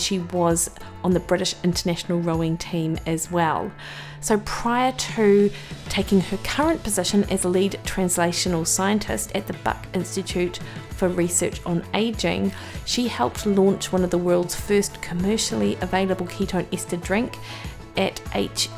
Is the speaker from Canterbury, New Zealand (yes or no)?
no; Dunedin, Otago, New Zealand; now in Auckland, New Zealand; I'm from Dunedin in New Zealand, and I feel moving from Dunedin to Auckland about 17 years ago